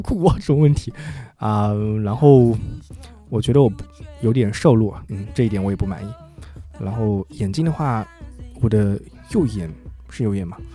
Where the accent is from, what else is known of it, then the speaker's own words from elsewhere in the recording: Zhejiang, China; 我生长在一个，啊，我前面的节目有可能提过，就是浙江的四五线小城市里